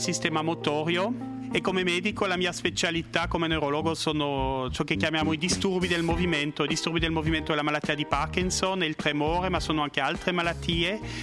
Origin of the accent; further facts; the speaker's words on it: La Chaux-de-Fonds, Neuchâtel, Switzerland; Italian is a second language; also born or lived in Biel/Bienne / Bern / United States; now in Lugano, Switzerland; all'origine sono svizzero-francese, nato a La Chaux-de-Fonds eh, nel canton di Neuchâtel, eh, ho vissuto a Bienne